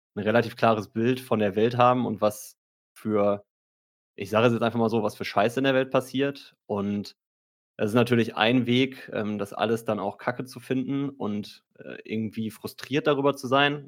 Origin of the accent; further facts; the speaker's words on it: Marl, North Rhine-Westphalia, Germany; now in Cologne, Germany; ich komme aus Mal ursprünglich